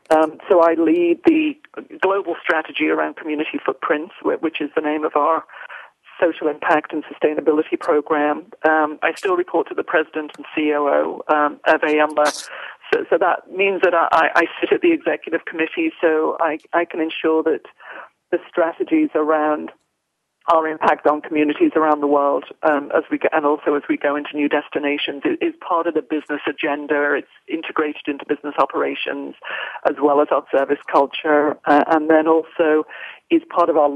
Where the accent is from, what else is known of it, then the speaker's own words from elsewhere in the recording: United Kingdom; now in United States; I am a Brit, um, although now an American national, I, am certainly I'm still a very proud Brit at heart.